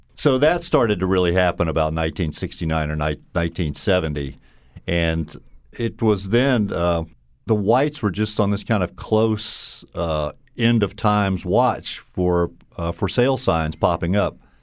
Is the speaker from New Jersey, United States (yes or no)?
no; Baton Rouge, Louisiana, United States; accent: Southern drawl; moved away as an adult; also born or lived in Alabama; now in Connecticut, United States; I grew up in Baton Rouge, Louisiana, and my parents were from Mississippi